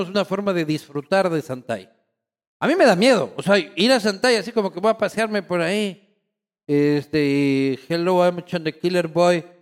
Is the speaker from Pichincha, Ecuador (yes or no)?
yes; Quito, Pichincha, Ecuador; Hermano, yo vengo de Quito.